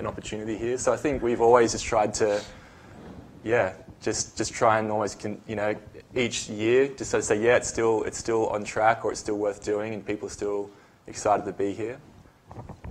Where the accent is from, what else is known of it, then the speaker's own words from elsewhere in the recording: Australia; moved away as an adult; also born or lived in United States; I'm from Australia